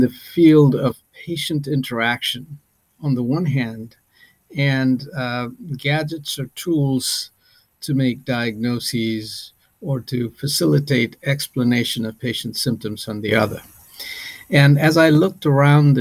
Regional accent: Nepal; moved away as an adult; also born or lived in India / United Kingdom; now in St. Louis, United States; I'm originally from Nepal, and I went to medical school in India

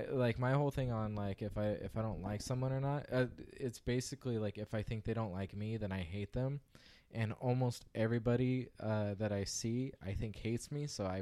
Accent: Visalia, California, United States; born or raised there

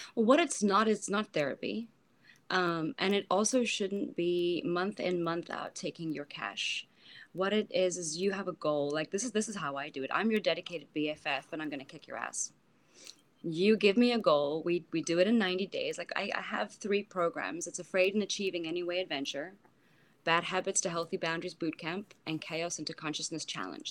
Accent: South Africa; moved away; I'm from South Africa

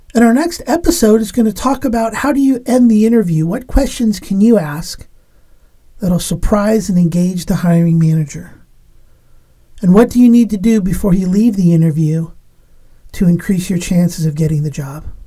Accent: Los Angeles, California, United States; now in Pacific Northwest, United States; I was born in Los Angeles, California

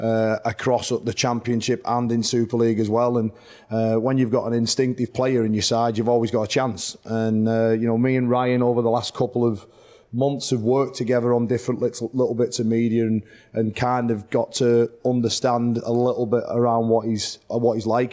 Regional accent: Whitehaven, North West England, United Kingdom; Whitehaven, my hometown club

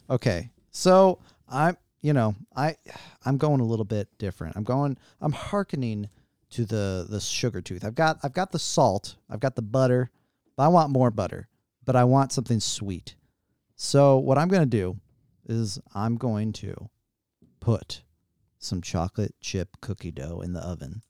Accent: United States

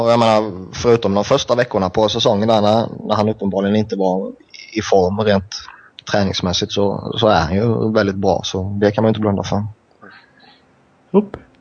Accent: Sweden; som svensk

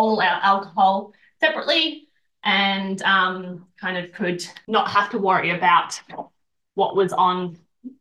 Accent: Bendigo, Victoria, Australia; I'm originally from Bendigo.

